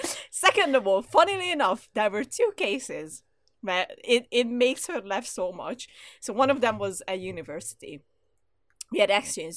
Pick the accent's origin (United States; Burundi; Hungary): Hungary; English is a second language; moved away as an adult; also born or lived in London; I'm Hungarian